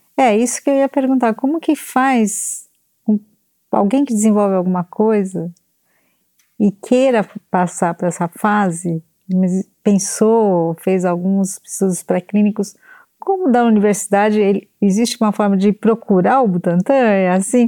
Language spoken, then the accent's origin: Portuguese; São Paulo, Brazil; Eu nasci em São Paulo e sempre vim para cá